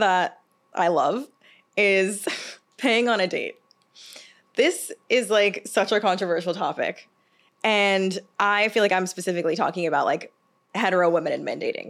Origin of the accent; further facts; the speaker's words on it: the South, United States; I'm from the South.